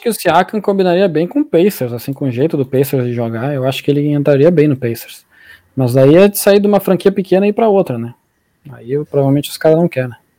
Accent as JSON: {"language": "Portuguese", "town": "Alvorada", "region": "Rio Grande do Sul", "country": "Brazil", "said": "Eu sou da Alvorada"}